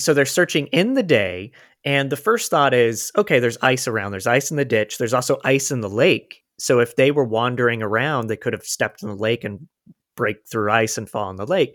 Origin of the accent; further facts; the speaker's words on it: Florida, United States; now in Los Angeles, United States; I'm from Florida and live in L